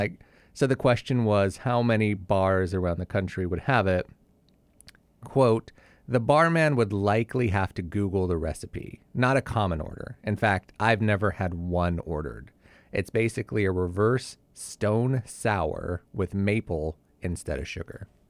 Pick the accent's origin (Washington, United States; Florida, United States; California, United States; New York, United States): California, United States; Southern; moved away; also born or lived in Utah; I'm from Southern California